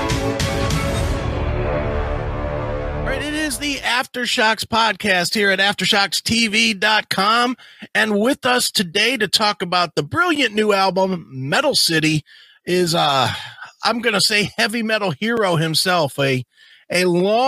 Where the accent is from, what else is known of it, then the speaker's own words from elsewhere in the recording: Ohio, United States; I'm from Ohio